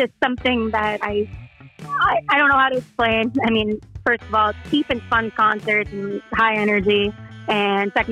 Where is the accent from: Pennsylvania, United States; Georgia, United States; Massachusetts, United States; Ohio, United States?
Massachusetts, United States; Boston; I'm from Boston